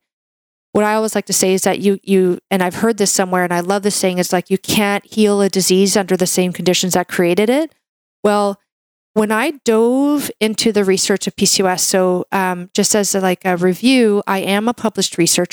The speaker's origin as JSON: {"language": "English", "country": "Canada", "said": "I'm a Canadian medical doctor"}